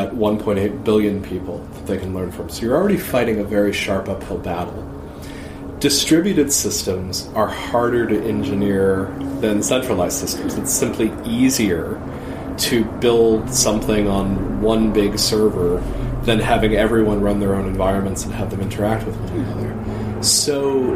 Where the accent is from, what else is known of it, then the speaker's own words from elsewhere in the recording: United States; I'm an American